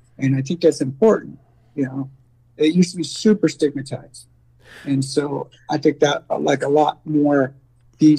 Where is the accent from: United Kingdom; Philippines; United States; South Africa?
United States; San Francisco Bay Area, California; I grew up in the San Francisco Bay Area